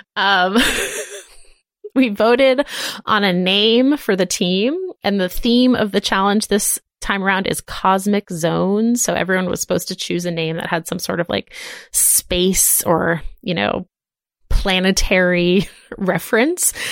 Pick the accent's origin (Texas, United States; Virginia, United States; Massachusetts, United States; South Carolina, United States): Massachusetts, United States; Boston; growing up in Boston with, like, all the Irish people